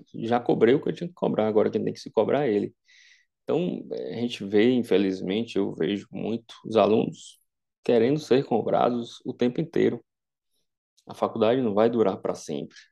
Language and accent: Portuguese; Vitória da Conquista, Bahia, Brazil; moved away; ir para a minha cidade natal, para Vitória da Conquista